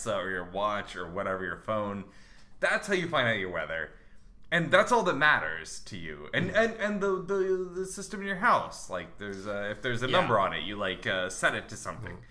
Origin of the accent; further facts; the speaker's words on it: United States; I'm an American